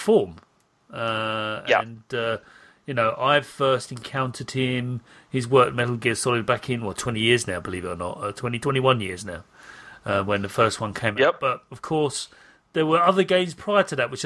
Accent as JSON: {"language": "English", "country": "United Kingdom", "said": "I'm British"}